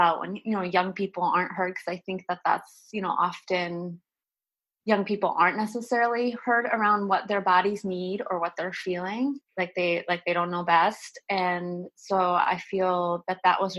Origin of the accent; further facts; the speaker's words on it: outside of Boston, Massachusetts, United States; moved away; I grew up like in outside of Boston